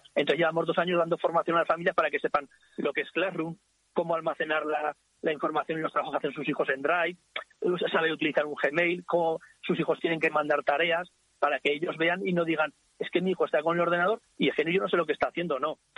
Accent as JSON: {"language": "Spanish", "town": "Ricla", "region": "Aragon", "country": "Spain", "tie": "born or raised there", "said": "Yo soy de Ricla, he nacido en Ricla, vivo en Ricla y supongo que me moriré en Ricla"}